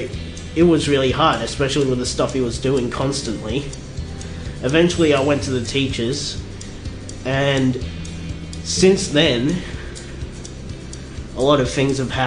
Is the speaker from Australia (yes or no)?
yes; Australia; also born or lived in South Korea; I wasn't born in Australia. I was born in South Korea, so I was adopted